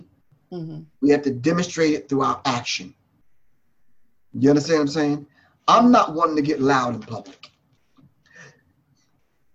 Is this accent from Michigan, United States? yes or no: no; New York, United States; I grew up in New York